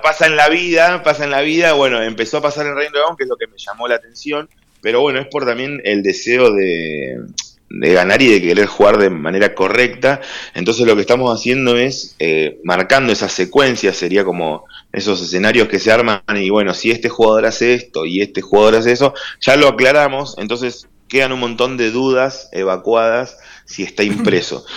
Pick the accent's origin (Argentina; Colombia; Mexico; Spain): Argentina; Trelew, Chubut; also born or lived in La Plata; desde los cinco años que estoy en Trelew